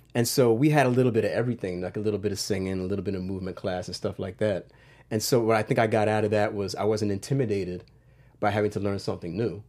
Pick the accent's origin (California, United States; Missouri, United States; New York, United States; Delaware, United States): Delaware, United States; Wilmington; I grew up in Wilmington, Delaware.